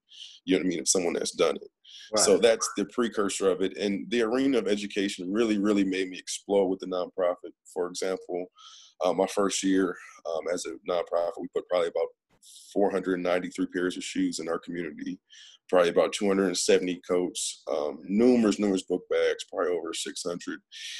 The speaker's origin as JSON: {"language": "English", "town": "Peoria", "region": "Illinois", "country": "United States", "tie": "born or raised there", "moved": "as an adult", "lives_now": "Duncanville, United States", "said": "my hometown, Peoria."}